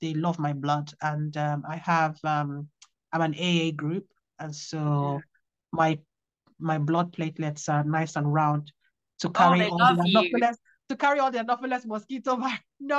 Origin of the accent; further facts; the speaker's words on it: Worksop, East Midlands, United Kingdom; born there; I was born in Worksop, and so it's kind of like my local forest.